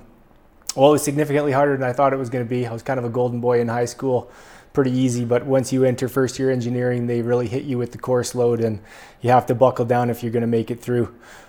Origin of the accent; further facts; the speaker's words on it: Quesnel, British Columbia, Canada; moved away as an adult; also born or lived in Edmonton; I'm from close to here. I grew up in Quesnel, spent high school years, elementary years in Quesnel, and then went to Edmonton for about 10 years after high school.